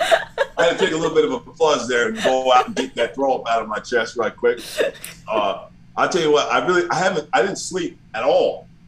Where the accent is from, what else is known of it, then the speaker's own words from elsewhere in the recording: Harrison, New Jersey, United States; I'm from Harrison.